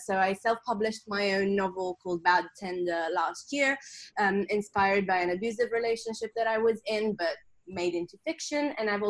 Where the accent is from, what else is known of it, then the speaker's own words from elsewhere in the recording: Sardinia, Italy; English is a second language; moved away as an adult; also born or lived in London, United Kingdom / Australia; So I'm originally from Sardinia in Italy, and I moved to London at the age of 18 for uni. And then I moved to Australia for 2 years. So that's why my accent is just this blend of weird things